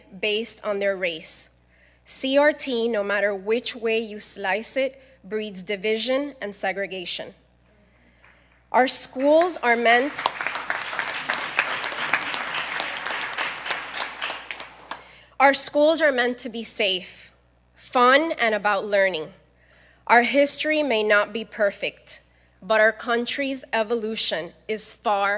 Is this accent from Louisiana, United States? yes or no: no; Miami, Florida, United States; I was born and raised in Miami, Florida, of Cuban